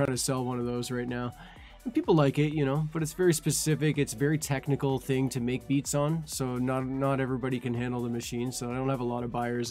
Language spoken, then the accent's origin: English; Canada; I'm Canadian too